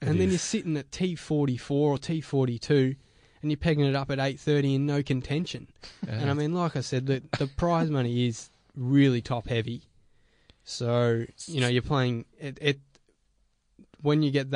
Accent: Melbourne, Victoria, Australia; I come from Melbourne.

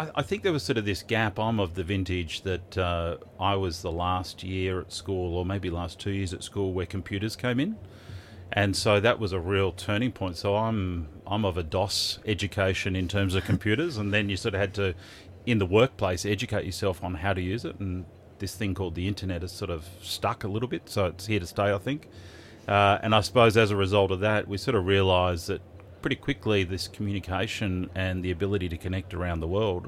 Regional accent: Melbourne, Victoria, Australia; I grew up in Melbourne, so always been in Melbourne

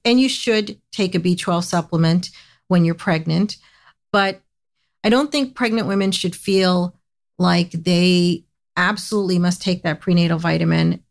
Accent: United States; I grew up in the United States

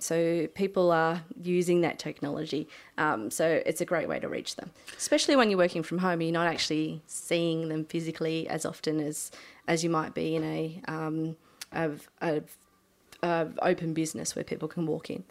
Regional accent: Milton, New South Wales, Australia; moved away as an adult; I decided to move back home to my hometown

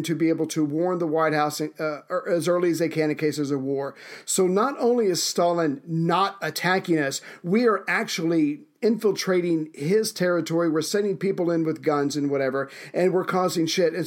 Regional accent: United States; as the American on the show here

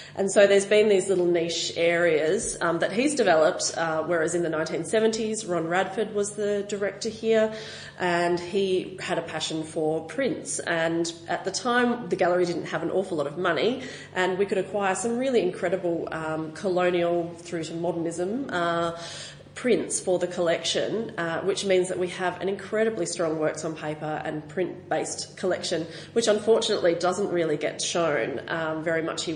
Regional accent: Western District of Victoria, Australia; I'm from the Western District of Victoria

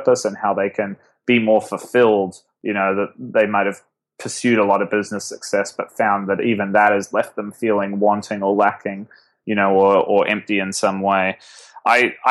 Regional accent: Auckland, New Zealand; moved away as an adult; now in New York, United States; I actually grew up in the biggest city, sort of right in the center of the biggest city in New Zealand

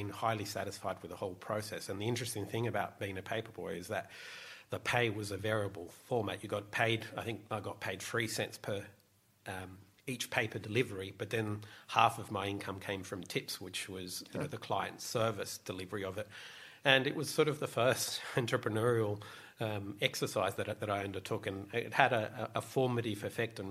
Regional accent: Sydney, New South Wales, Australia; So I grew up in Bondi Beach

